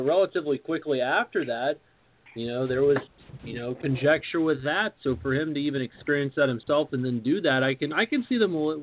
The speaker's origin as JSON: {"language": "English", "region": "Midwest", "country": "United States", "said": "I'm from the Midwest too, and I'm white"}